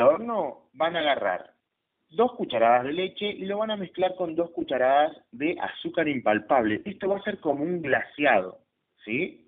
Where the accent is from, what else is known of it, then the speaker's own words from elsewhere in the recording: Patagonia, Chubut, Argentina; also born or lived in Trelew; la llegada de, los galeses, y los colonos galeses a nuestra tierra